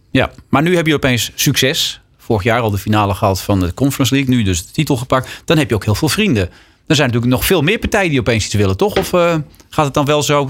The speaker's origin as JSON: {"language": "Dutch", "country": "Netherlands", "said": "zeg ik nu ook een beetje als Nederlander"}